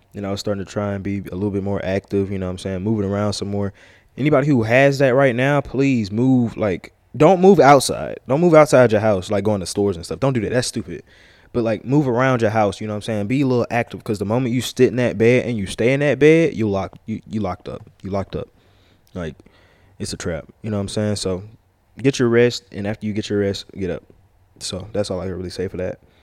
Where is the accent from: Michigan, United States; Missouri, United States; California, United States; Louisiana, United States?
Louisiana, United States; I'm from Louisiana.